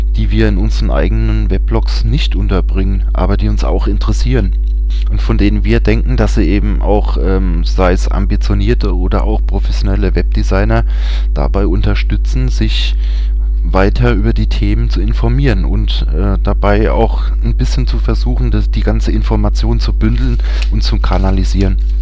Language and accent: German; Germany; bei uns in Deutschland